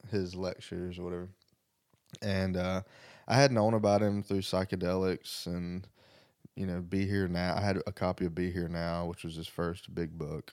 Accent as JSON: {"language": "English", "region": "the South", "country": "United States", "also_born_or_lived": "Greenwood, South Carolina", "said": "I'm from the South"}